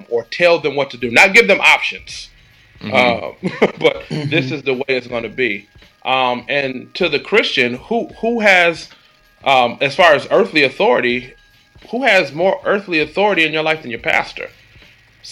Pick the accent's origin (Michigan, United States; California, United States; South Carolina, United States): Michigan, United States; Detroit; I grew up in Detroit